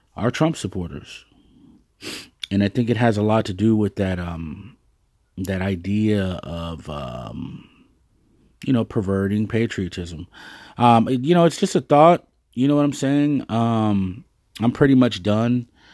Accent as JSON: {"language": "English", "town": "Dallas", "region": "Texas", "country": "United States", "said": "I'm originally from Dallas, Texas. I live in Dallas, Texas"}